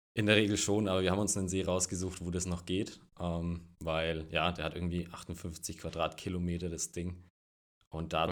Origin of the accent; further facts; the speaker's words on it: Franconia, near Nuremberg, Bavaria, Germany; accent: Franconian; Bayern, Frankenland. Das hört man auch ein bisschen ja